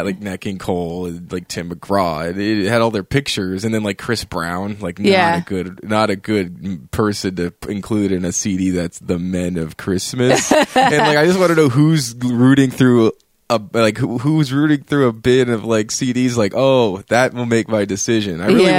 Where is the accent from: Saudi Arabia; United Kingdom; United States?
Saudi Arabia; I was born in Saudi Arabia.